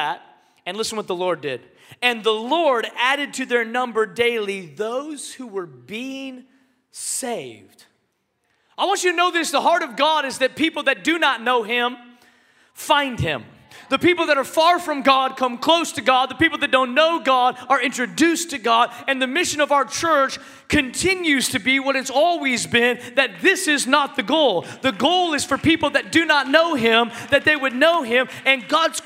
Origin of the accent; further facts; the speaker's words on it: Seattle, Washington, United States; moved away; I'm from Seattle originally